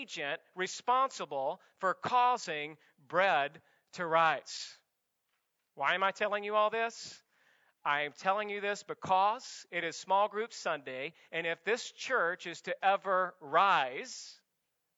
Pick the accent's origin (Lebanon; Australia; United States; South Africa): United States; the South; now in Santa Clarita, United States; I'm from the South